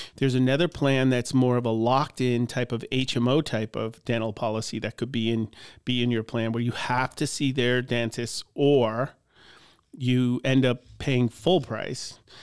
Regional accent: Long Island, New York, United States; moved away as an adult; also born or lived in Cleveland; now in Butler, United States; I grew up in Long Island

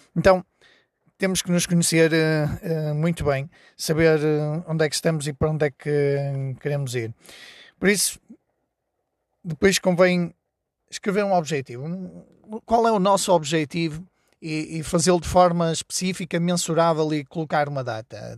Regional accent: Porto, Norte, Portugal; now in Trás-os-Montes, Portugal; eu vivo em, em Trás-os-Montes, mas sou do Porto

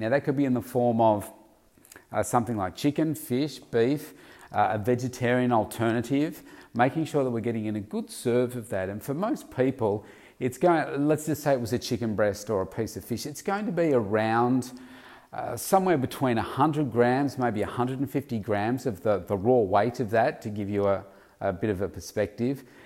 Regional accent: Victoria, Australia; my hometown state of Victoria

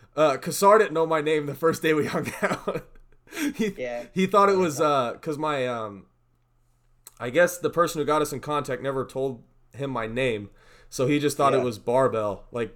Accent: Missouri, United States; also born or lived in California; now in Oregon, United States; No, I'm from Missouri originally.

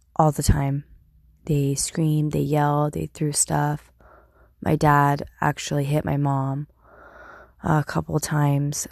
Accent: Turlock, California, United States; I was born at Emmanuel Hospital in Turlock, California

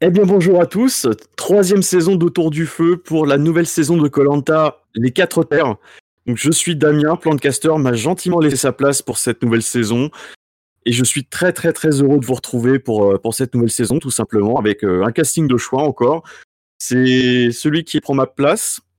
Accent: Sarthe, Pays de la Loire, France; je viens de l'ouest, donc je suis sartois

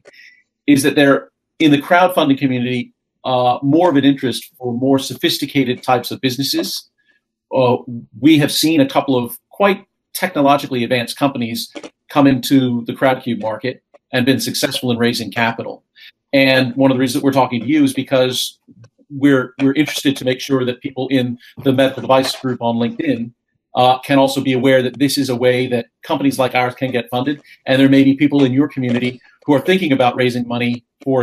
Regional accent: United States; moved away; also born or lived in United Kingdom; as an American

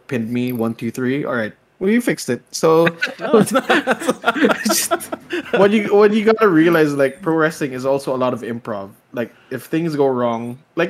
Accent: Philippines; as a Filipino.

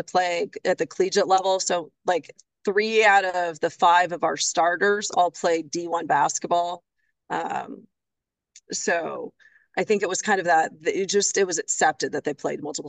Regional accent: Vancouver, Washington, United States; moved away as an adult; now in Milpitas, United States; Fort Vancouver High School. I was a trapper

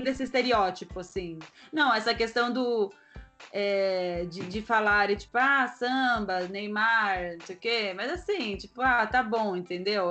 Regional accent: Brazil; moved away; eu sou brasileira

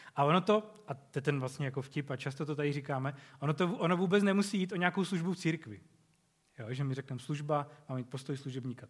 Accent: Czechia; jako Češi

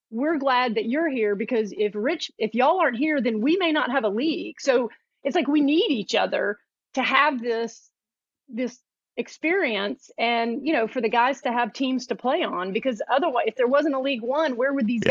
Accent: Atlanta, Georgia, United States; moved away as an adult; now in Chattanooga, United States; I'm from Atlanta originally. I live in Chattanooga now

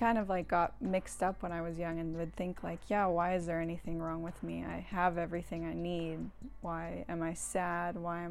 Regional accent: Santa Barbara, California, United States; It was good. It's like a sleepy beach town. Mm-hmm. It's really beautiful. It's pretty small, so like once I got a little older, I kind of wanted to get out.

